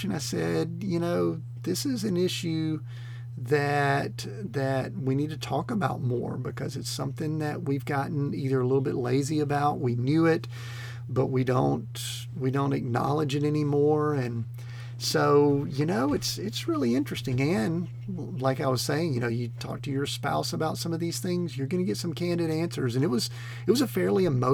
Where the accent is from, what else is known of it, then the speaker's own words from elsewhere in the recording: Atlanta, Georgia, United States; I grew up in the Atlanta metro area in the 70s